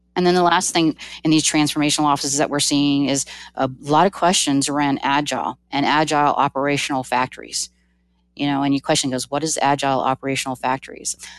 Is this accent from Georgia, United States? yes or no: yes; Georgia, United States; I'm from Georgia